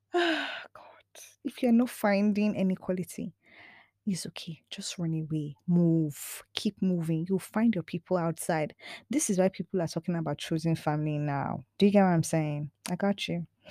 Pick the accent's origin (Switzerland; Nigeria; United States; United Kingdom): Nigeria; I'm Nigerian, you know, I'm very much an African woman